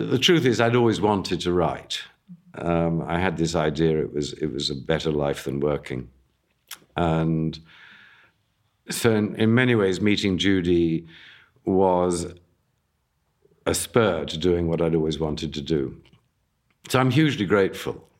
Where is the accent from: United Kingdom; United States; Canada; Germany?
United Kingdom; England; I grew up in England.